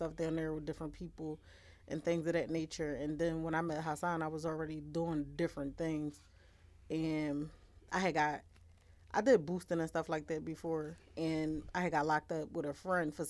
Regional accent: Philadelphia, Pennsylvania, United States; I'm from North Philly, it's like two different settings. So I'm from 19th and Jefferson

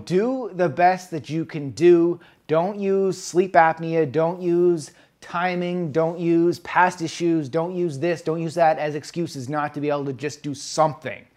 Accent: East Coast, United States; now in West Coast, United States; back where I grew up on the East Coast

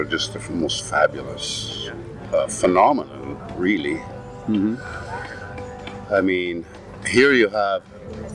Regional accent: Alberta, Canada; I grew up in Alberta and my parents played music when I was little

